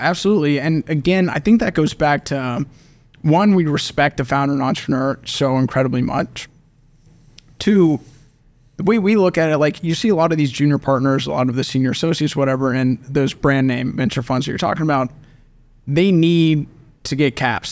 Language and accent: English; Oklahoma City, Oklahoma, United States; born and raised in Oklahoma City